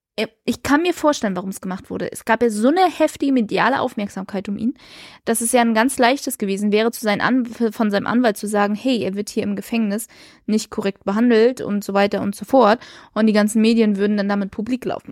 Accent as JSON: {"language": "German", "town": "Rostock", "region": "Mecklenburg-Vorpommern", "country": "Germany", "said": "für uns als Rostocker"}